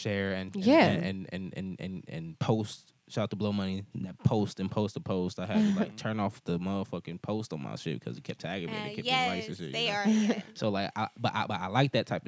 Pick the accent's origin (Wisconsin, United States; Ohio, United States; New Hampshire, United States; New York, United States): Ohio, United States; Cleveland; I'm from Cleveland